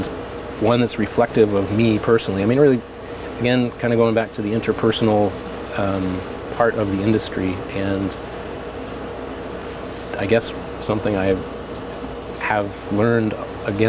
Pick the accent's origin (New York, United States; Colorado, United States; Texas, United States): Colorado, United States; now in Oregon, United States; growing up in Colorado